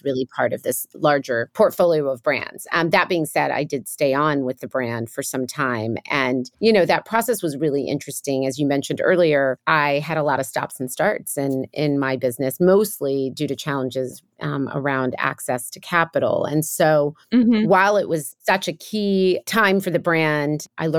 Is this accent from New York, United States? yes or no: yes; New York, United States; born there; So I'm a first generation American of Kenyan descent. I was born in New York, but both my parents were from Kenya.